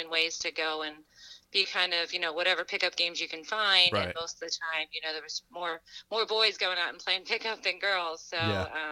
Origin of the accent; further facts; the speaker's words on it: Springfield, Pennsylvania, United States; also born or lived in Scranton; I grew up in the area in like the Philadelphia suburbs, Springfield, Delaware County.